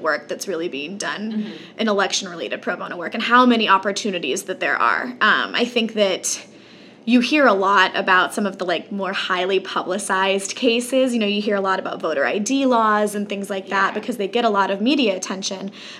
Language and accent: English; Texas, United States; moved away as an adult; also born or lived in California / New Orleans; I'm from Texas originally. I was born and raised there for 18 years.